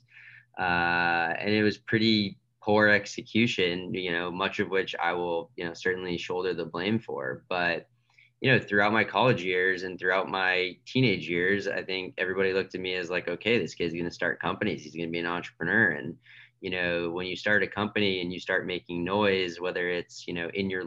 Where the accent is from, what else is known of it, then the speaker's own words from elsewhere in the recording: outside of Boston, Massachusetts, United States; I grew up outside of Boston